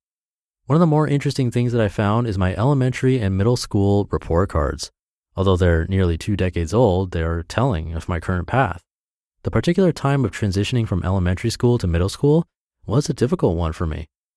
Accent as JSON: {"language": "English", "town": "Ann Arbor", "region": "Michigan", "country": "United States", "tie": "born or raised there", "lives_now": "Minneapolis, United States", "said": "I've spent the last week in my hometown of Ann Arbor, Michigan. I'm heading back to Minneapolis today, but I've had a great time visiting family and friends here."}